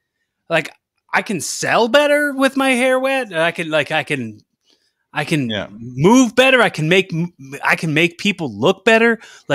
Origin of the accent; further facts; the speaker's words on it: Philadelphia, Pennsylvania, United States; But like I'm from Philly.